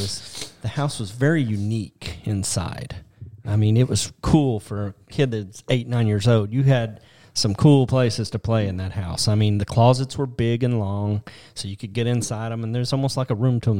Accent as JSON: {"language": "English", "town": "Detroit", "region": "Michigan", "country": "United States", "tie": "born or raised there", "moved": "yes", "lives_now": "Tennessee, United States", "said": "I was born in Detroit, Michigan, and I lived in Detroit."}